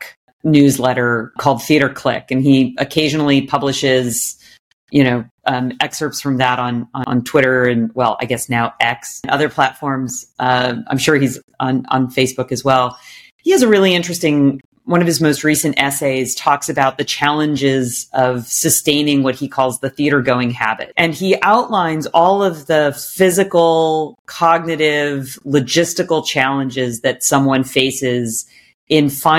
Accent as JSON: {"language": "English", "town": "Sacramento", "region": "California", "country": "United States", "tie": "born or raised there", "said": "I grew up in Sacramento, California, my parents took me to Music Circus every summer"}